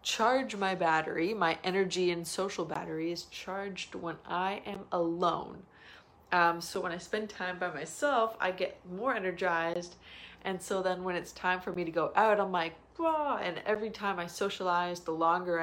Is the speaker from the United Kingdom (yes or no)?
no; Toronto, Ontario, Canada; I'm from Toronto. I'm in BC.